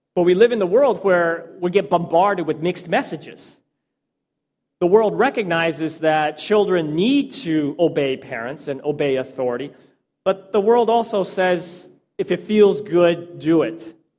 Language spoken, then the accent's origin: English; Texas, United States; I spent most of my life growing up in Texas